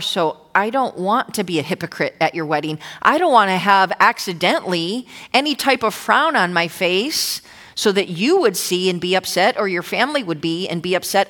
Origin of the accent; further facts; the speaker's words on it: New Jersey, United States; also born or lived in Old Bridge, New Jersey; now in Irvine, United States; I'm from Jersey